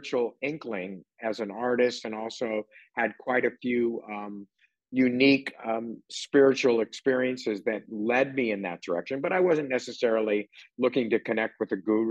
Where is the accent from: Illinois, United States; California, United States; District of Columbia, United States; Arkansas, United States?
California, United States; growing up in California with very liberal parents